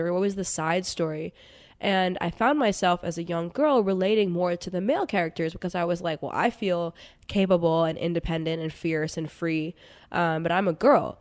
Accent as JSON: {"language": "English", "town": "New York City", "region": "New York", "country": "United States", "tie": "born or raised there", "said": "I grew up in New York City to very amazing Indian parents"}